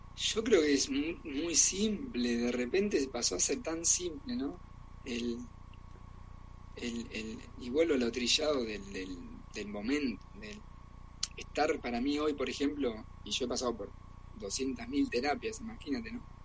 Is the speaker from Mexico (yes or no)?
no; Argentina; also born or lived in Germany; now in Barcelona, Spain; soy argentino